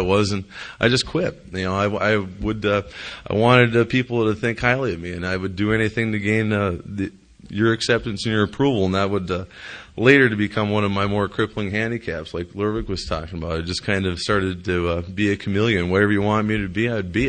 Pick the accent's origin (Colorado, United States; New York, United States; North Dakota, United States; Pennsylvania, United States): North Dakota, United States; Jamestown; I grew up in Jamestown, North Dakota